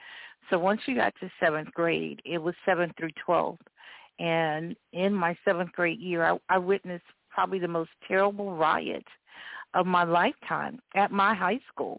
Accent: Florida, United States; our home state, or my home state

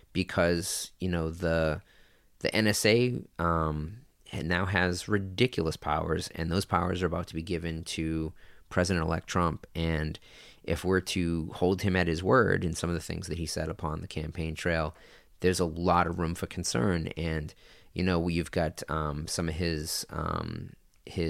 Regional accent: Lynn, Massachusetts, United States; moved away as an adult; also born or lived in California; my hometown of Lynn, Massachusetts

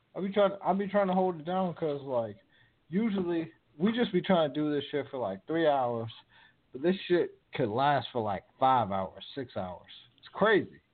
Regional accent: Virginia, United States; now in West Coast, United States; I'm from Virginia

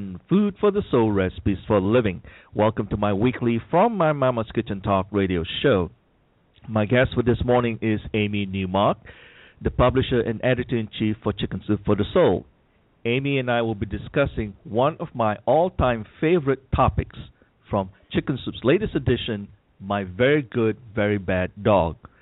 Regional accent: Malaysia; I had a dog when I was growing up in Malaysia

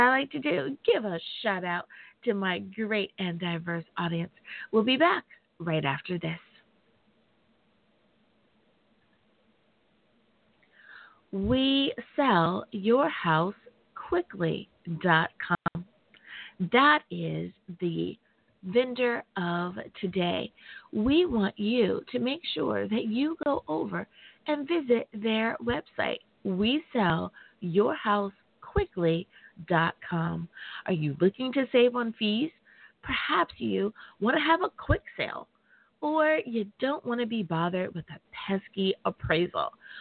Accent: United States; my home country. Woo! Thank you, United States of America

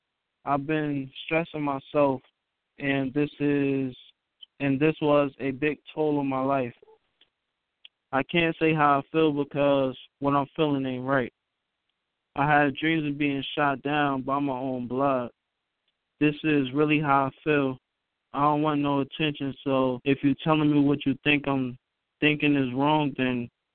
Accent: Newark, New Jersey, United States; I am from Newark, New Jersey.

